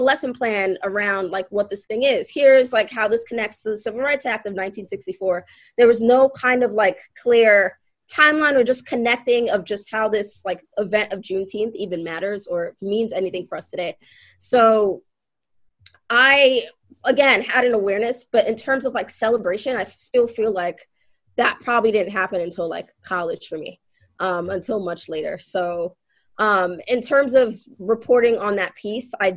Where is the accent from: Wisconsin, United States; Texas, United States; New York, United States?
New York, United States; New York City; I was born and raised in Brooklyn